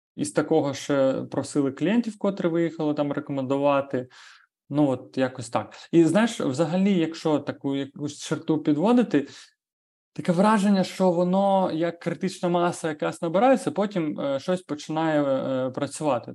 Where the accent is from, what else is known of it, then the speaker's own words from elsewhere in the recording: Ukraine; ми з України